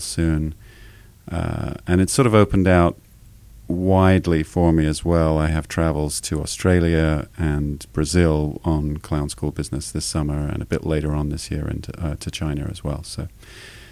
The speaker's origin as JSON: {"language": "English", "area": "just south of London, near Guildford", "region": "South East England", "country": "United Kingdom", "tie": "born or raised there", "moved": "as an adult", "lives_now": "Los Angeles, United States", "said": "I grew up just south of London. The nearest big town is called Guildford, but I was kind of in the country."}